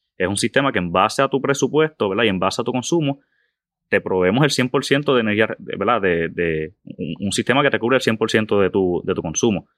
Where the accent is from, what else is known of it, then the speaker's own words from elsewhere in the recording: Moca, western Puerto Rico, Puerto Rico; also born or lived in Aguadilla, Puerto Rico; nacido y criado en el área oeste de Puerto Rico. Eh, eh, nacido en el pueblo de Aguadilla. Me crié toda mi vida y vivo actualmente en el pueblo de Moca